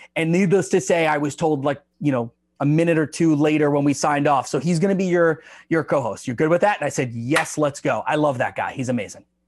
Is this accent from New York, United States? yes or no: yes; Long Island, New York, United States; I grew up in New York